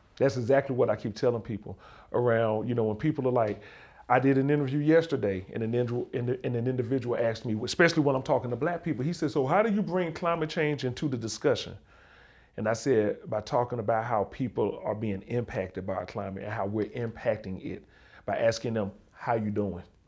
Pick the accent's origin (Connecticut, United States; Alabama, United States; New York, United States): Alabama, United States; also born or lived in Montana; I'm from the South. I'm from Alabama